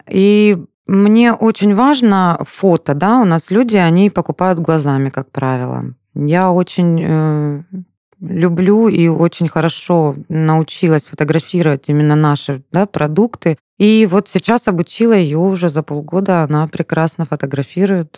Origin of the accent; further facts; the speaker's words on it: Anapa, Krasnodar Krai, Russia; now in Slavyansk-na-Kubani, Russia; Я вообще сама из Анапы